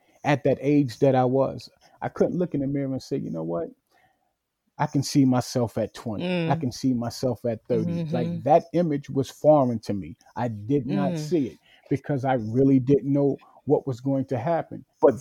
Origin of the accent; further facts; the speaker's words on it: New York City, New York, United States; I was born and raised in Bedford-Stuyvesant